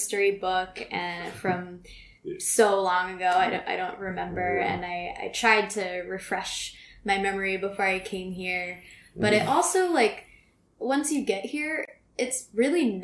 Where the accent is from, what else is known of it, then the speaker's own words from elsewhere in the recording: United States; now in Ho Chi Minh City, Vietnam; where are you from? And I say America